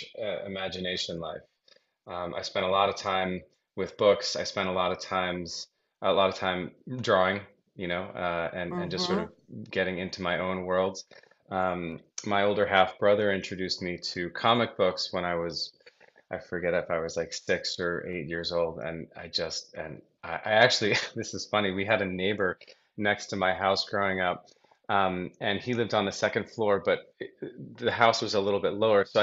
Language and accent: English; Brookline, Massachusetts, United States; I grew up in Brookline, Boston, okay. Massachusetts